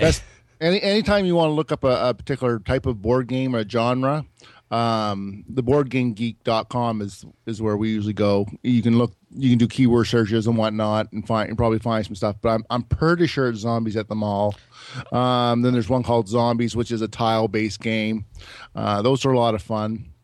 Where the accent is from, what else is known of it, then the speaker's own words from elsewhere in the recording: Moncton, New Brunswick, Canada; from Moncton